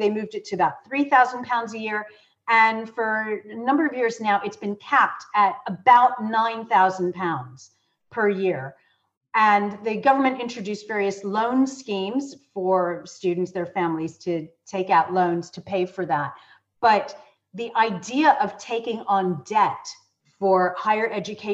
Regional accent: United States; moved away as an adult; now in United Kingdom; I'm American, my undergraduate degree is from the States

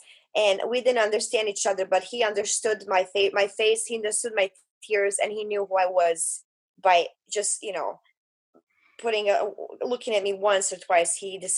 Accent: Bosnia & Herzegovina; English is a second language; I was a refugee from Bosnia.

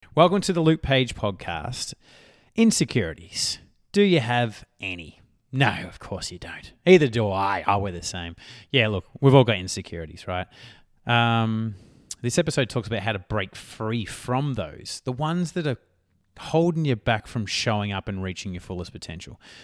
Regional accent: Melbourne, Victoria, Australia; accent: Australian; rough Westie; I'm from Melbourne and it's, it's usually like in a, in a West area, a little bit more rougher.

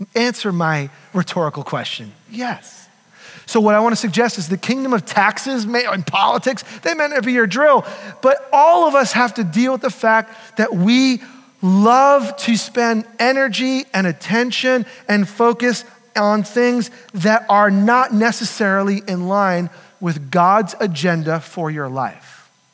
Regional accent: United States; We're American.

